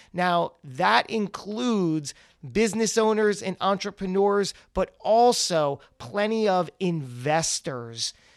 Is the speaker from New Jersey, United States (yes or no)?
yes; New Jersey, United States; my home state. Very proud, the Great Garden State, New Jersey